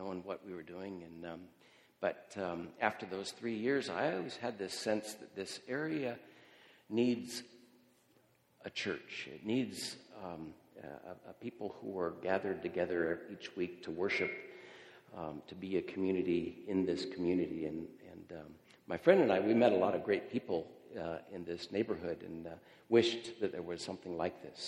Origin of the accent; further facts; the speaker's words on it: Yakima, Washington, United States; moved away as an adult; now in Cairo, Egypt; I grew up here in Yakima, and I still consider Westside Church my home church